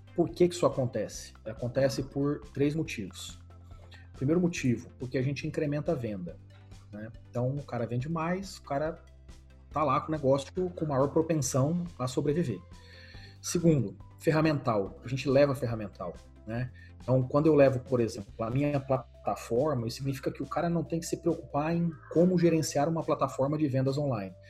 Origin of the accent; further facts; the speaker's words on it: Brazil; Eu, como brasileiro